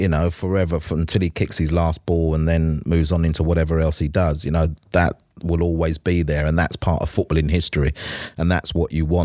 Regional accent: London, United Kingdom; I was born in Hackney. I went to school in Walthamstow

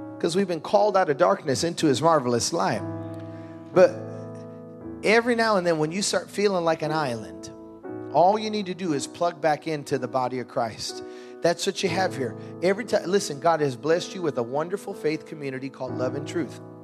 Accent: Chicago, Illinois, United States; I'm from Chicago

